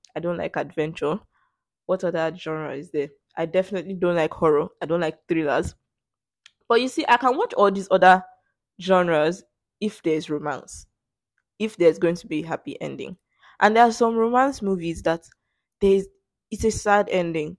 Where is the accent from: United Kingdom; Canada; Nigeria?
Nigeria; English as my native language, 'cause that's the lingua franca in this country